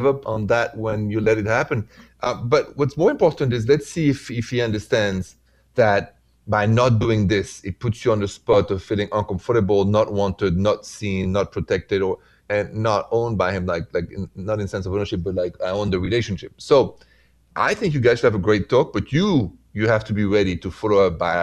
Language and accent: English; France; accent: French; English is a second language; moved away as an adult; now in United States; my accent is from France, and I am now in the States for the last 22 years, and a proud American citizen.